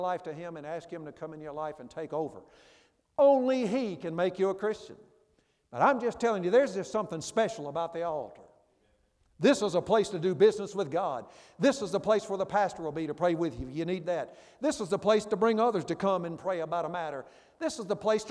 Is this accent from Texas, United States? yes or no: no; Memphis, Tennessee, United States; My church I grew up in Memphis back in years ago